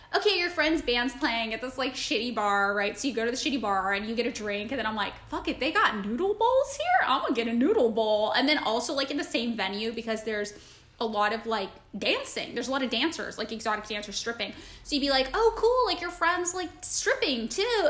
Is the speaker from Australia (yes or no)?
no; Fresno, California, United States; moved away; I grew up in Fresno